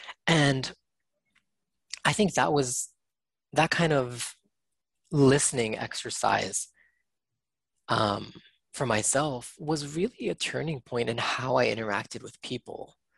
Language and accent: English; United States; that was my experience as an Asian American kid growing up in the States